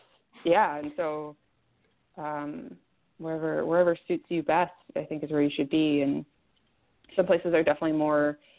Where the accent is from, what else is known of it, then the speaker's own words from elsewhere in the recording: Chico, California, United States; moved away as an adult; now in Los Angeles, United States; I'm glad it was my hometown, and I'm glad I grew up there. But I couldn't wait to leave